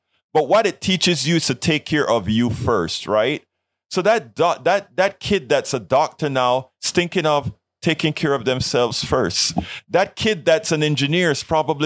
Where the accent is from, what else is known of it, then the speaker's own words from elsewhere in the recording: Colón, Panama; now in United States; In Panama, in Colón, where I'm from